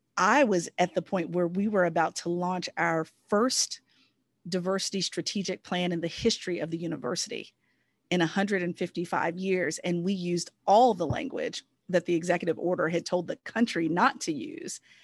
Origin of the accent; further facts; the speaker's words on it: Southern Virginia, United States; I'm a Virginian. I'm originally from Southern Virginia.